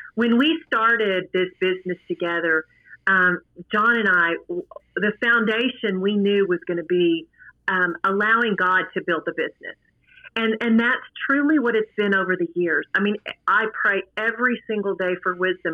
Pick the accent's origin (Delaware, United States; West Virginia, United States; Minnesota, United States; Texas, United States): Texas, United States; Midland; I'm from Midland, Texas